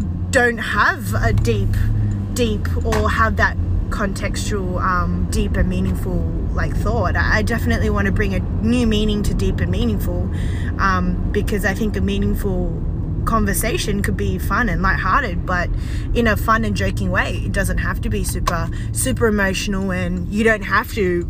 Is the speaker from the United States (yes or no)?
no; Australia; I'm Australian and I'm Chinese born. Well, okay, Australian born but Chinese